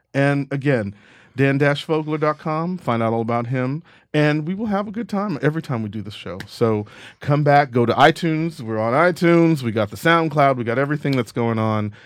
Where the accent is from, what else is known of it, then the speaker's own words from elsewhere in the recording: Texas, United States; I'm from Texas